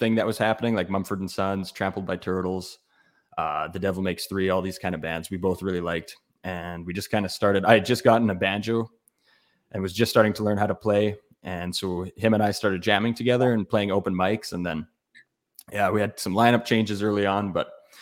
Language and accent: English; Prince Albert, Saskatchewan, Canada; also born or lived in Edmonton, Alberta; now in Regina, Canada; I grew up in Prince Albert, Saskatchewan